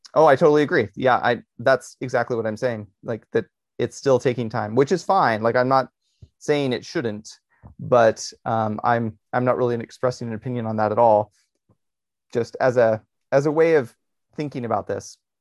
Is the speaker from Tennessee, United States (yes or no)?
no; Berkeley, California, United States; I like my hometown.